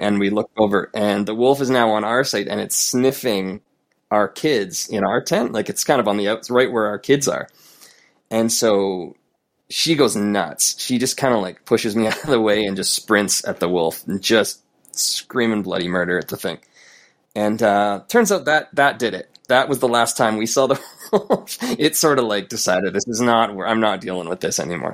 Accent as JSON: {"language": "English", "country": "Canada", "said": "who I am as a Canadian"}